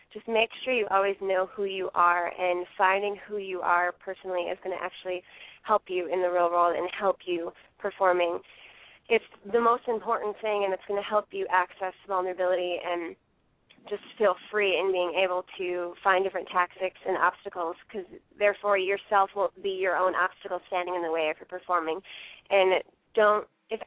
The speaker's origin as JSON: {"language": "English", "region": "New York", "country": "United States", "tie": "born or raised there", "said": "I grew up in New York State"}